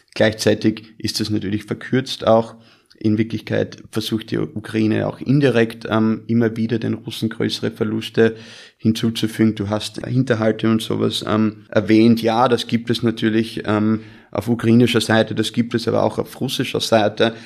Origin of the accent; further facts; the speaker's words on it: Austria; moved away; also born or lived in United States; bin gebürtiger Österreicher, habe aber die Hälfte meines Lebens in den Vereinigten Staaten verbracht